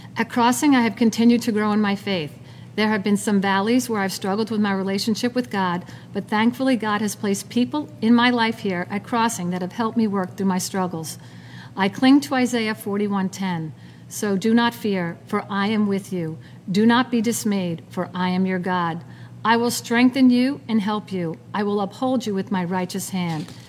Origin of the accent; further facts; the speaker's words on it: Long Island, New York, United States; I was born and raised in Long Island